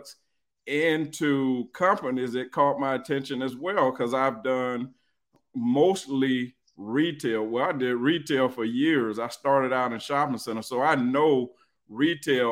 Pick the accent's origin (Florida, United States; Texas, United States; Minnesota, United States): Florida, United States; Jacksonville; I'm from Jacksonville, Florida, too